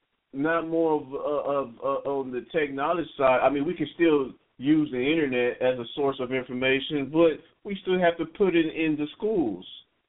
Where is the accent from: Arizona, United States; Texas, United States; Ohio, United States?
Texas, United States; All I know is I'm from East Texas.